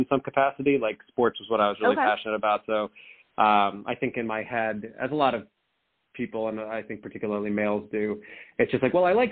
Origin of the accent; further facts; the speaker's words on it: Hillsborough, New Jersey, United States; also born or lived in Aurora, Illinois; now in New York City, United States; where we grew up in Hillsborough, it's a reasonably wealthy area